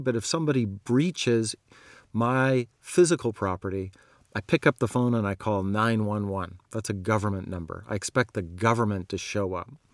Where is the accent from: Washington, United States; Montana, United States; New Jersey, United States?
Montana, United States; I grew up in Montana